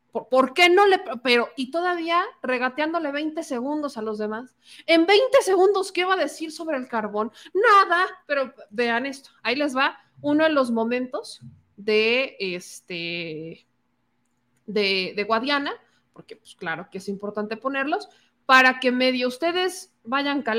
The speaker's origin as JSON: {"language": "Spanish", "region": "Coahuila", "country": "Mexico", "said": "Si son de Coahuila, pónganme aquí, yo soy de Coahuila y el debate ganó tal o no me gustó o lo que ustedes quieran."}